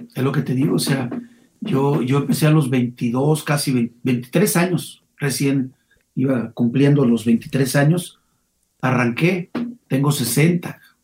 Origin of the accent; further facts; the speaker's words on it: León, Guanajuato, Mexico; Como leonés sí, como leonés